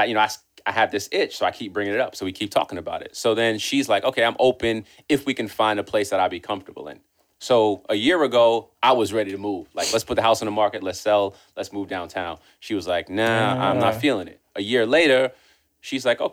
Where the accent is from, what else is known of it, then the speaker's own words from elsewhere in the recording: New York City, New York, United States; I grew up in Queens